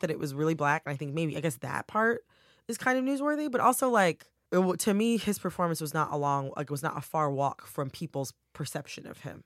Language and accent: English; Farmington Hills, Michigan, United States; I'm from Farmington Hills, Michigan